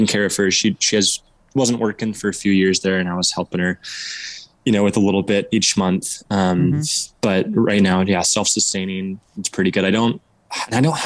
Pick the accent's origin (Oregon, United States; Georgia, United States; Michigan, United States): Oregon, United States; Southern; moved away as an adult; So I was born and raised in Southern Oregon, in this town, and I'm just moved back after about 4 years